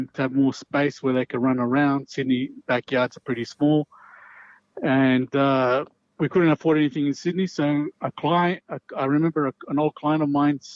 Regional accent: Chile; now in Australia; I'm originally from Chile as well.

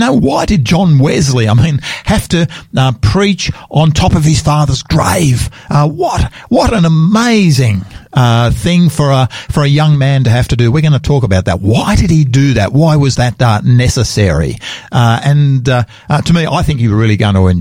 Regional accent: Sydney, New South Wales, Australia; now in Adelaide, Australia; I come from the East Coast Australia, Sydney's hometown for me

